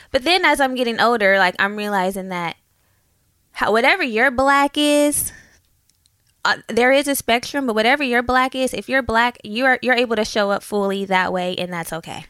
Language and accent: English; Oakland, California, United States; moved away; I grew up in Oakland and we moved